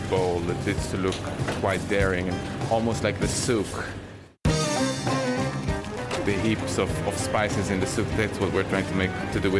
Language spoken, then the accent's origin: English; Israel; I grew up in Israel to parents from a European background